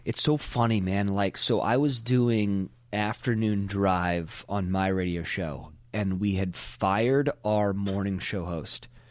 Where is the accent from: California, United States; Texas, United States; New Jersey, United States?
California, United States; Pebble Beach; we're broadcasting from Pebble Beach, California. This is where I came from